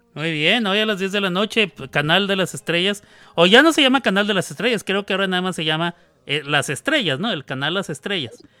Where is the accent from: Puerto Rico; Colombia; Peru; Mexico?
Mexico; El voceo es equivale a lo que para mí como mexicano es tú